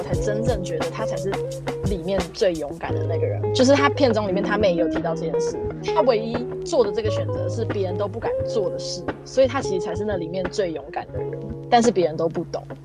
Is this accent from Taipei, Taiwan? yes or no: yes; Taipei, Taiwan; 我就是台北土生土长的台北人